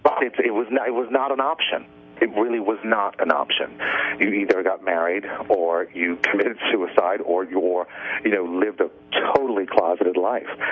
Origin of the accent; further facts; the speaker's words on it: New Orleans, Louisiana, United States; moved away; also born or lived in New York; I'm from New Orleans, and um, I lived in New York for years and years and years